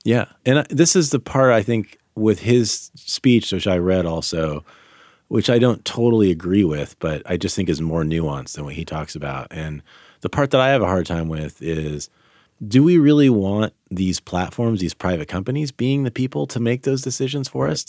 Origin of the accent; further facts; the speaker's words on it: Sacramento, California, United States; moved away as an adult; also born or lived in France / Philadelphia; I grew up in Sacramento